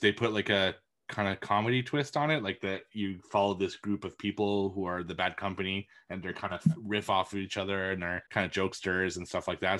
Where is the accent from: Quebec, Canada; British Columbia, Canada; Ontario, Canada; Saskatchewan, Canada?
Quebec, Canada; Montreal; moved away; my hometown's Montreal, which is only two hours away from me